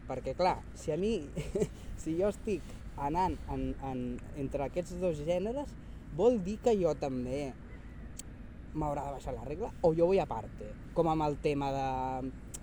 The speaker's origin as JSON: {"language": "Catalan", "town": "Sabadell", "region": "Catalonia", "country": "Spain", "tie": "born or raised there", "said": "nascut a Sabadell i he viscut a Sabadell gairebé tota la meva vida."}